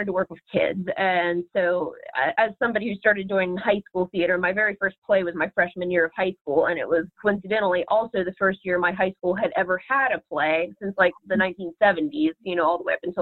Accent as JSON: {"language": "English", "town": "Martins Ferry", "region": "Ohio", "country": "United States", "tie": "born or raised there", "also_born_or_lived": "Columbus, Ohio", "said": "back where I'm from, my hometown, Martins Ferry"}